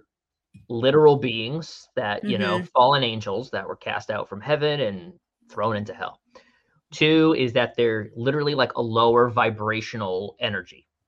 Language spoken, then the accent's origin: English; Connecticut, United States; I'm from Connecticut